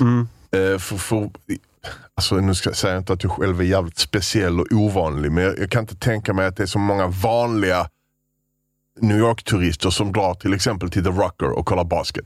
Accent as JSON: {"language": "Swedish", "country": "Sweden", "said": "Vi sa vi var från Sverige"}